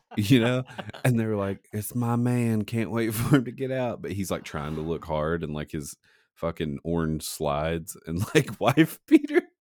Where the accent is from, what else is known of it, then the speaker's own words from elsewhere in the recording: Saint Paul, Virginia, United States; my hometown of Saint Paul, Virginia